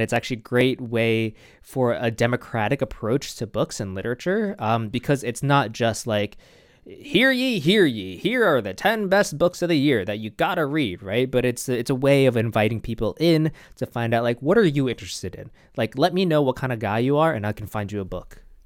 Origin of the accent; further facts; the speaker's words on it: New York City, New York, United States; I'm from New York